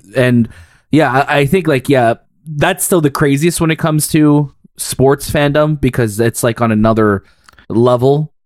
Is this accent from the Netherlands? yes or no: no; Canada; as a Canadian